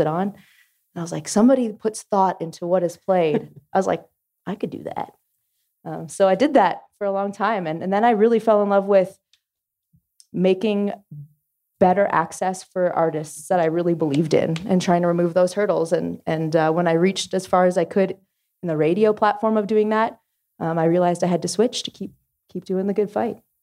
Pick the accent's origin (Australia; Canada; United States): Canada; Ottawa Valley; I grew up in the Ottawa Valley